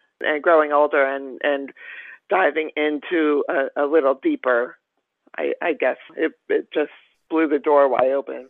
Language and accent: English; Pennsylvania, United States; also born or lived in Los Angeles / West Virginia; first off, I was born in Los Angeles on the Sunset Strip, literally. I lived in West Virginia for about 3 or 4 years of my early life. Then we moved, my family and I moved to the Poconos in Pennsylvania